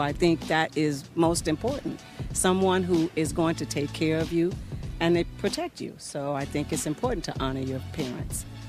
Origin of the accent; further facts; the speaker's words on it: United States; I grew up in America